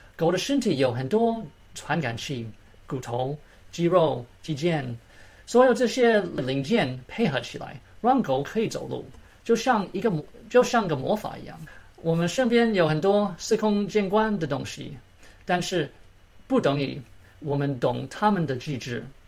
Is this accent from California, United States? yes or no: no; Maryland, United States; Chinese is a second language; moved away as an adult; now in Atlanta, United States; 我从小在马里兰长大，我很幸运考进了自由班